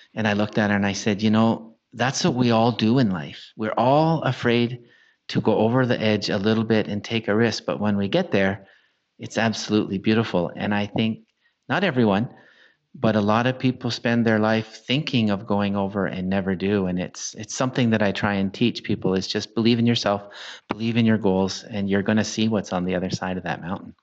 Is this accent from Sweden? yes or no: no; Canada; as a Canadian